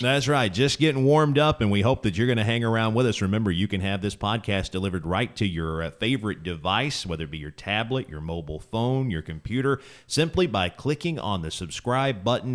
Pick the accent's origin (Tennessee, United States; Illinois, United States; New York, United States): Tennessee, United States; East; growing up in East Tennessee